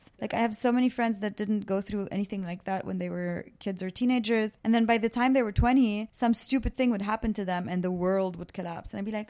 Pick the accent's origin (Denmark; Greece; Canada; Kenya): Canada; also born or lived in Baabda, Lebanon; So I grew up between Lebanon and Canada. I was born in a town just off of Beirut called Babda.